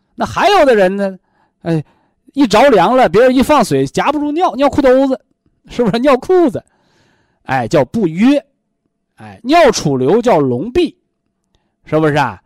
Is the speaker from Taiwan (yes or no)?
no; China; 我们中国人说叫三魂七魄